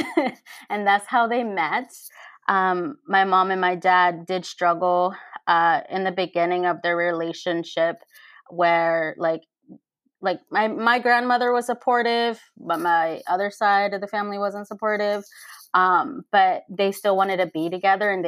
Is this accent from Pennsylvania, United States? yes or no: yes; Pennsylvania, United States; also born or lived in Mexico; I was raised in Pennsylvania. I was brought to the United States when I was 6 months old